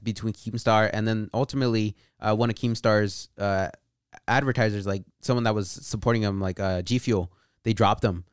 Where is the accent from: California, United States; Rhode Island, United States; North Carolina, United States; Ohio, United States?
California, United States; Patterson; also born or lived in Bay Area, California; around eight years old, we moved out to the Central Valley, Patterson, California.